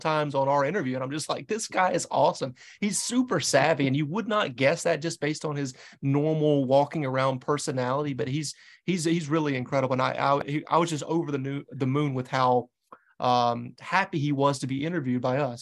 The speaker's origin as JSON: {"language": "English", "region": "the Carolinas", "country": "United States", "tie": "born or raised there", "moved": "yes", "lives_now": "New England, United States", "said": "I'm a New England guy, but I'm born and raised in the Carolinas"}